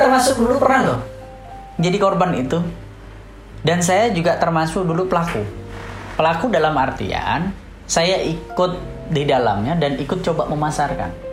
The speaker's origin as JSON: {"language": "Indonesian", "region": "Java", "country": "Indonesia", "tie": "born or raised there", "said": "Kalau di Jawa ya, di Jawa itu kebetulan di kampung saya"}